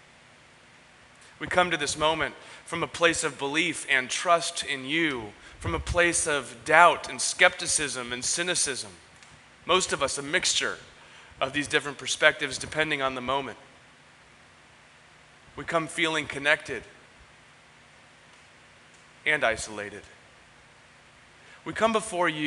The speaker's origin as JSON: {"language": "English", "town": "San Diego", "region": "California", "country": "United States", "tie": "born or raised there", "said": "Growing up in Ocean Beach, I didn't grow up canoeing. I grew up surfing, boogie boarding, and body surfing"}